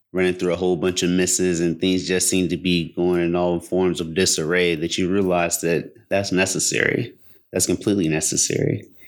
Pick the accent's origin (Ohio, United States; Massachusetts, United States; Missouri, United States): Ohio, United States; Cincinnati; I grew up in Cincinnati.